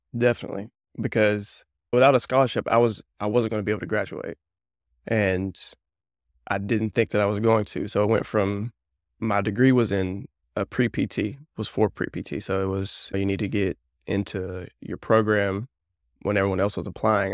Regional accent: north central Alabama, United States; I grew up in Alabama, north central Alabama. So, I live about 30 minutes north of Birmingham.

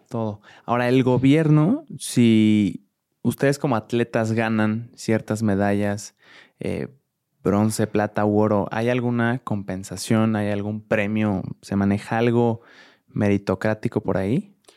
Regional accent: Mexico; a todos como mexicanos

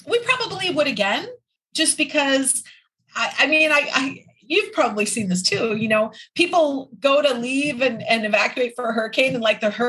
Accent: Midwest, United States; I grew up in the Midwest, so I'm familiar with tornadoes

